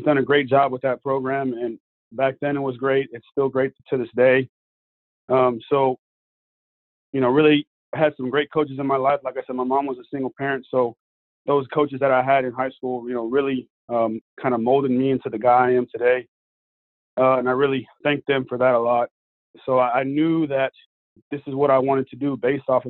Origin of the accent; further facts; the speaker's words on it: Houston, Texas, United States; also born or lived in Montgomery, Texas; I grew up in Houston, Texas